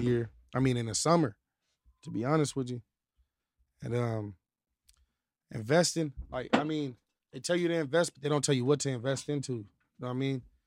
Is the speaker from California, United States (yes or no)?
yes; Apple Valley, California, United States; also born or lived in Victorville; I'm from Victorville, like Apple Valley. I'm from Apple Valley